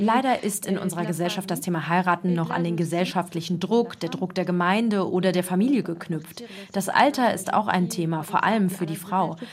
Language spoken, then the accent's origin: German; Germany; now in Morocco; ich bin ja Deutsche